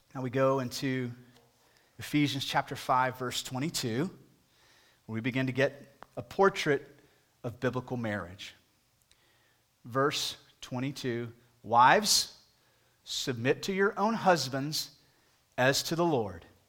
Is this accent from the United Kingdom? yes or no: no; United States; as an American